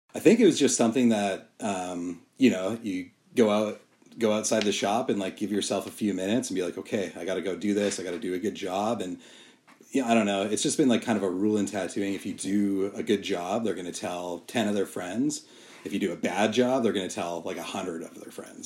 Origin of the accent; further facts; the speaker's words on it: Calgary, Alberta, Canada; I grew up in Calgary